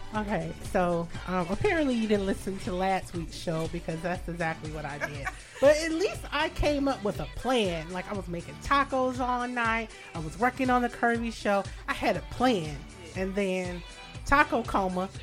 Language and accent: English; Detroit, Michigan, United States; now in New York, United States; I am from Michigan. I'm a Detroiter, um, suburban Detroit. I lived in the metro area